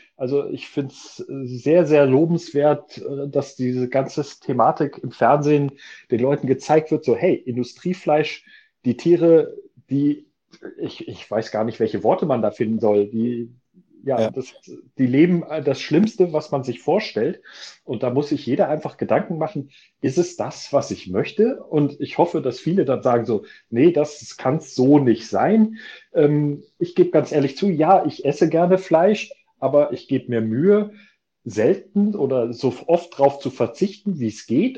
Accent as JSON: {"language": "German", "country": "Germany"}